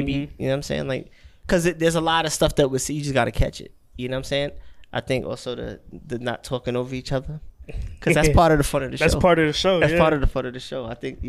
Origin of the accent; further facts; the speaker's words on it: New York, United States; now in Texas, United States; being a New Yorker, us being East Coast people